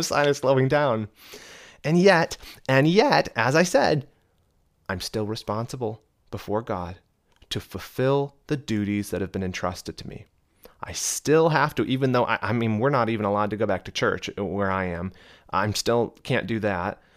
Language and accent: English; United States; accent: American; I'm in America, obviously, as you can tell by my beautiful American accent